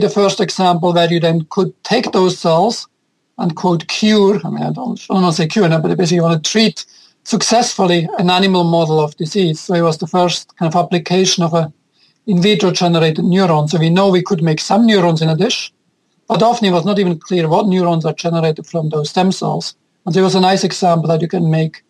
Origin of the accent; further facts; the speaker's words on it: Switzerland; now in New York City, United States; I'm originally from Switzerland